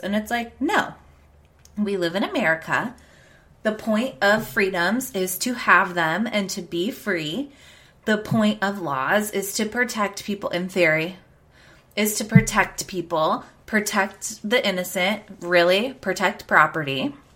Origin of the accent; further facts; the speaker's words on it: United States; we have as American people